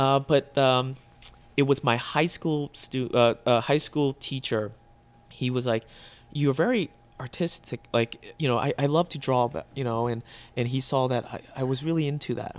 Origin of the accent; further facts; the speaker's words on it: Burke, Virginia, United States; moved away as an adult; also born or lived in Vietnam; now in Chicago, United States; that's where I grew up in Northern Virginia, Burke, Virginia, and I went to high school